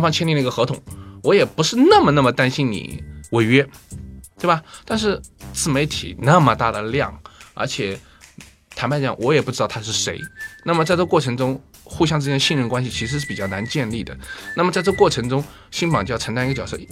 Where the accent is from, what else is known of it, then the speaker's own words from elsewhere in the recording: rural Anhui, China; now in Shanghai, China; 我就是一个安徽农村出来的人